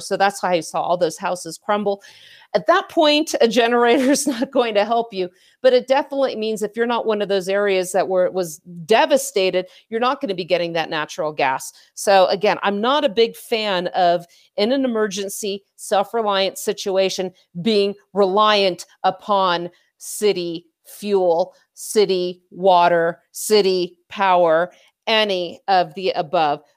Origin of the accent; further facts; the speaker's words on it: California, United States; moved away; our home, where I grew up in California